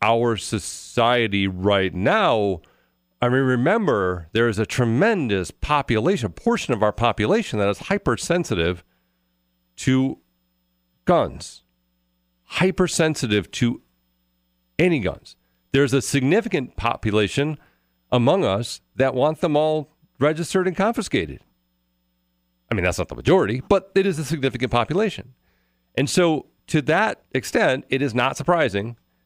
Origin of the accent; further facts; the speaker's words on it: Louisiana, United States; now in Wisconsin, United States; I did a lot of growing up in Louisiana